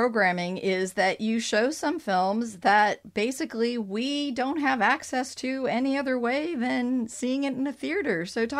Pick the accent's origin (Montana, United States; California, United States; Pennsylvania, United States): California, United States; San Diego; And since I'm from San Diego